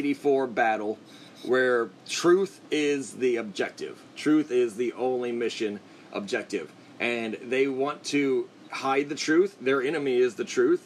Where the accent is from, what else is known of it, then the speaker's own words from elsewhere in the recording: United States; as an American